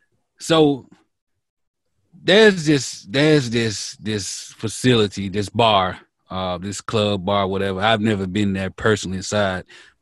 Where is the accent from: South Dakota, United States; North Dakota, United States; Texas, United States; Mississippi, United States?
Mississippi, United States; born or raised there